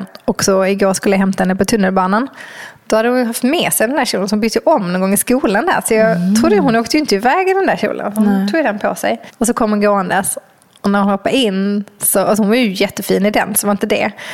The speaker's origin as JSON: {"language": "Swedish", "region": "Skåne", "country": "Sweden", "said": "jag kommer ju från Skåne och har varit mycket på stranden som liten med mina mm. föräldrar och mina morföräldrar"}